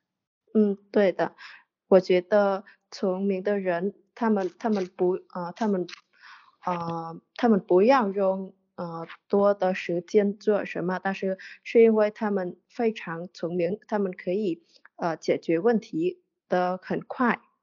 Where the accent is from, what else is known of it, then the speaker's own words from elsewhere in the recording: Vietnam; Chinese is a second language; 我来自越南